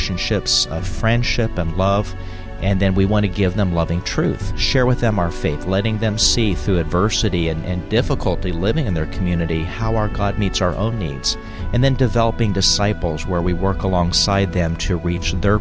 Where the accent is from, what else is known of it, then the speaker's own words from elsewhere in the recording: United States; I grew up on the Indian reservation in Navajo country